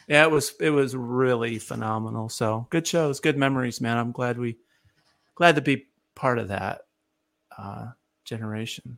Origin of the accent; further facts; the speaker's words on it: near Ithaca, upstate New York, United States; now in Nashville, United States; I'm originally from upstate New York. I grew up near Ithaca and uh, live in Nashville for the, for the, most of my life.